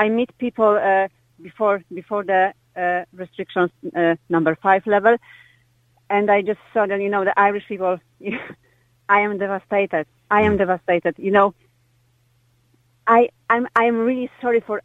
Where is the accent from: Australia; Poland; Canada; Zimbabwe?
Poland; now in Limerick, Ireland; I am from Poland